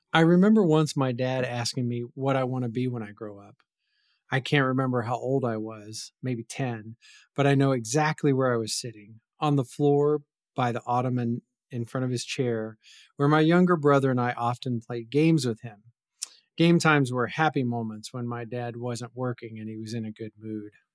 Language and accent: English; West Virginia, United States; moved away; where I grew up in West Virginia